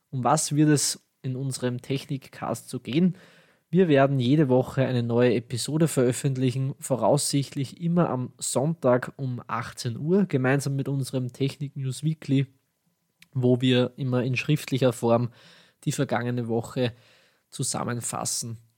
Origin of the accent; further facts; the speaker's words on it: Austria; accent: Austrian; meinen österreichischen Dialekt werdet ihr vermutlich schon bald genauer kennenlernen.